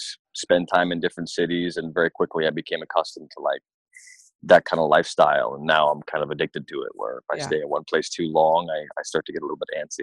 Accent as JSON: {"language": "English", "town": "Toronto", "region": "Ontario", "country": "Canada", "tie": "born or raised there", "said": "I grew up in the hood in Toronto"}